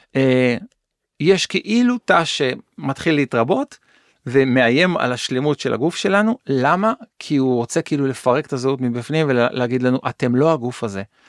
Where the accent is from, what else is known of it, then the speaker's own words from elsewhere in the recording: Kiryat Yam, Haifa District, Israel; נולדתי באזור של קריית ים